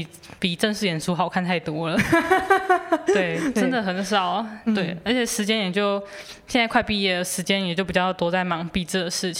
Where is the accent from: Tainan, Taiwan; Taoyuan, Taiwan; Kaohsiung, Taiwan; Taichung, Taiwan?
Taichung, Taiwan; moved away as an adult; now in Taipei, Taiwan; 因为我那时候我台中人，我第一次上来台北念书